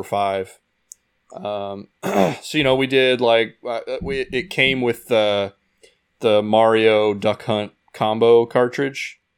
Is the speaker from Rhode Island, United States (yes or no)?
no; Indiana, United States; moved away as an adult; also born or lived in Arizona; now in California, United States; I grew up in Indiana